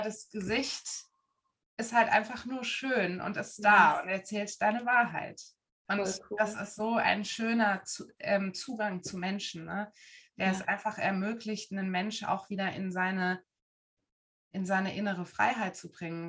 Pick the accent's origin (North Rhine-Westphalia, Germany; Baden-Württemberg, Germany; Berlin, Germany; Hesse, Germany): Hesse, Germany; Frankfurt am Main; moved away as an adult; now in Dresden, Germany; Ich komme eigentlich aus Frankfurt am Main. Da bin ich groß geworden